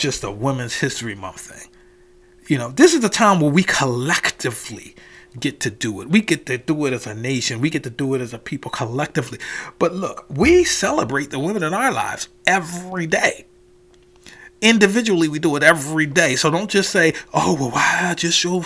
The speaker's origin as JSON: {"language": "English", "town": "Philadelphia", "region": "Pennsylvania", "country": "United States", "tie": "born or raised there", "said": "I'm born and raised in West Philadelphia"}